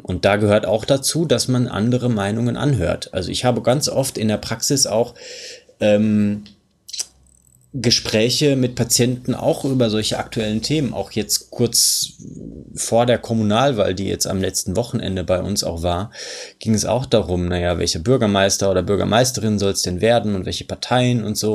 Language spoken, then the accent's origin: German; Germany; bei uns in Deutschland